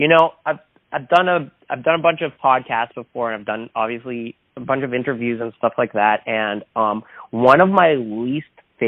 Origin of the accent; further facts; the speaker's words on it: Toronto, Ontario, Canada; we're from Toronto, so we're in Portland, we're on the other side of the continent